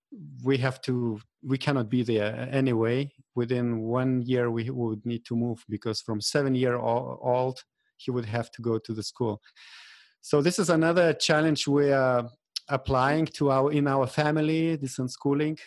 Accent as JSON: {"language": "English", "town": "Vilnius", "region": "Vilnius County", "country": "Lithuania", "tie": "born or raised there", "also_born_or_lived": "Denmark", "moved": "as an adult", "said": "I finished 4 years of bachelor degree in Vilnius, in my hometown"}